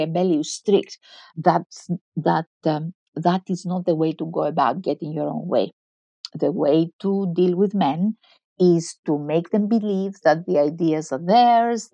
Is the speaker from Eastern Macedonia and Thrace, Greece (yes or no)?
no; Crete, Greece; In a tiny village on the island of Crete, in the middle of the island of Crete